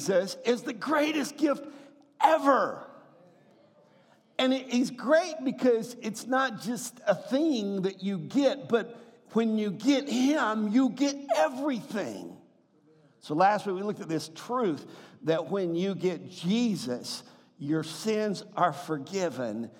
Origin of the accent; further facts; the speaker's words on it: the South, United States; I'm from the South